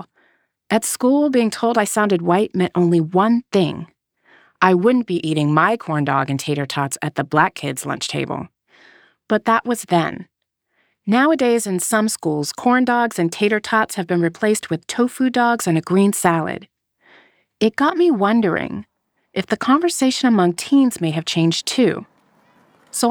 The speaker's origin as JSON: {"language": "English", "town": "Las Vegas", "region": "Nevada", "country": "United States", "tie": "born or raised there", "said": "I grew up in Las Vegas"}